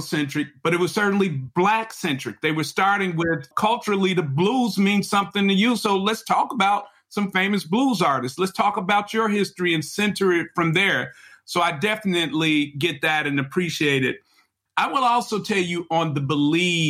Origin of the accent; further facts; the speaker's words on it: Chicago, Illinois, United States; also born or lived in Mississippi; I am a Chicagoan who was educated